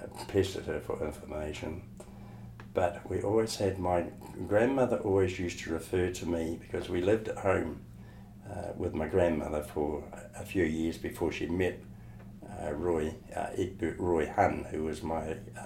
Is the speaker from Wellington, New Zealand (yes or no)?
yes; Wellington, New Zealand; I was born in Wellington, New Zealand